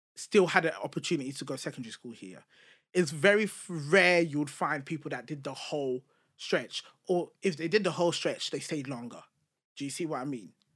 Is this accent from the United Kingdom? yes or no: yes; United Kingdom; accent: British; also born or lived in Nigeria; a purely British accent